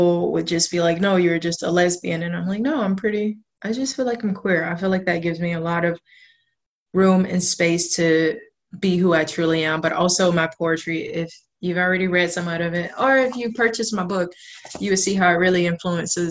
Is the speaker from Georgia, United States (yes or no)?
yes; South Georgia, United States; moved away as an adult; now in Portland, United States; I'm originally from South Georgia. I've been in Portland now for almost 3 years